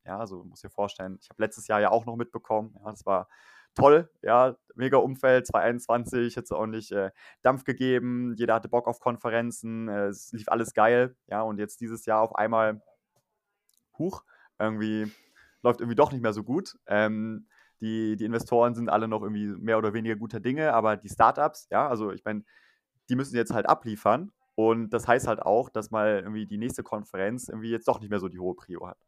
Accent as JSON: {"language": "German", "area": "near Düsseldorf", "region": "North Rhine-Westphalia", "country": "Germany", "moved": "as an adult", "lives_now": "Switzerland", "said": "komme eigentlich auch gar nicht aus der Schweiz, sondern bin aus dem Rheinland, ähm, aus der Nähe von Düsseldorf"}